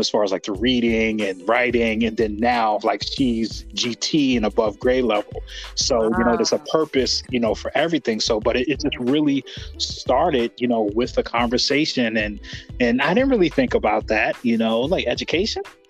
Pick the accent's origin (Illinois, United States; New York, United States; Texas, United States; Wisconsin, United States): New York, United States; Albany; moved away as an adult; also born or lived in Utica, New York; now in Maryland, United States; all I'd known was upstate New York, you know, from, you know, growing up in Albany into going to Utica